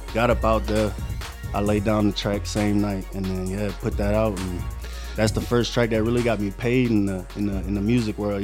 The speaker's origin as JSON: {"language": "English", "region": "Louisiana", "country": "United States", "tie": "born or raised there", "said": "I grew up in Louisiana, no mom and no daddy"}